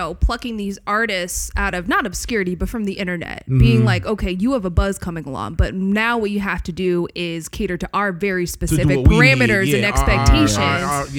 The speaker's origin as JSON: {"language": "English", "region": "Maryland", "country": "United States", "tie": "born or raised there", "said": "I grew up in Maryland."}